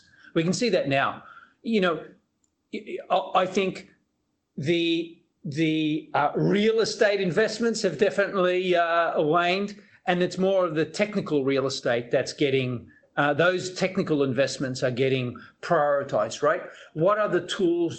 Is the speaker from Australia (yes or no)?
yes; Australia; moved away as an adult; also born or lived in Silicon Valley, United States / Singapore; I'm Australian, so I moved from Australia to many parts of the world, to Silicon Valley